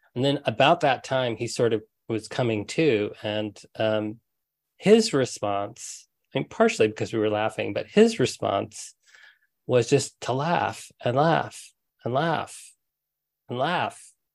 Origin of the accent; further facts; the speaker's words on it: Huntsville, Alabama, United States; when I was a kid, um, I grew up in Huntsville, Alabama